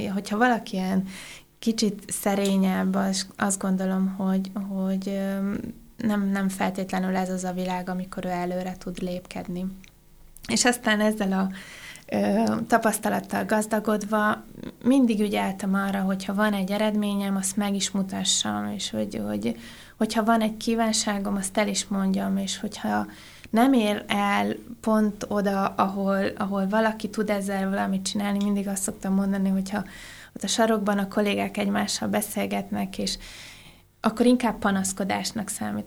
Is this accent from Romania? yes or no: yes; Oradea, Bihor County, Romania; moved away as an adult; also born or lived in Budapest, Hungary; now in Germany; Én Nagyváradon születtem, és Budapestre az egyetem után jöttem